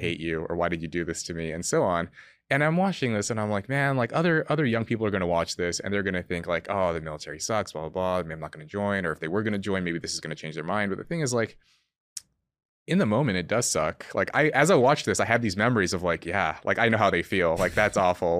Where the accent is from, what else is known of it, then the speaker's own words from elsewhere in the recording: California, United States; where I grew up in California